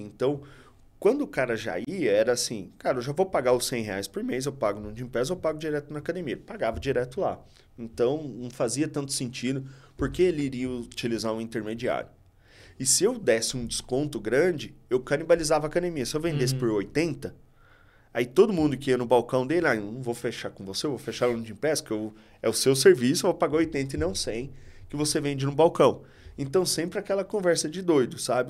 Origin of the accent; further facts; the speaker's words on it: interior of Minas Gerais, Brazil; now in São Paulo, Brazil; eu sou do interior de Minas